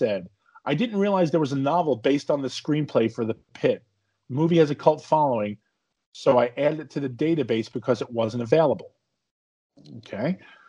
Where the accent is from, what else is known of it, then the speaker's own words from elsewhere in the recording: Canada; Being Canadian, it's, you know, I give it a lot of leeway anyway.